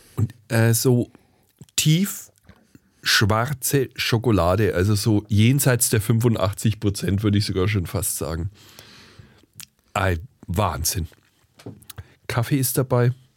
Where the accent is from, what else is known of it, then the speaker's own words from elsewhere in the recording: Franconia, Bavaria, Germany; accent: Franconian; ich als Franke